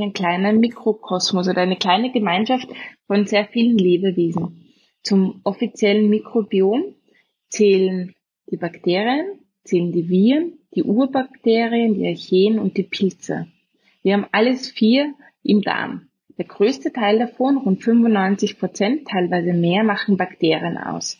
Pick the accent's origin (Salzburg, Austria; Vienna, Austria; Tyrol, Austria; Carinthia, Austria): Vienna, Austria; accent: Austrian; also born or lived in Oxford, England; geboren in Wien, in Umgebung